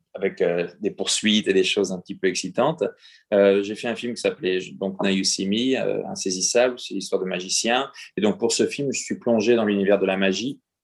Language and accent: French; France; moved away; je devais quitter la France pour le faire. Et j'ai quitté la France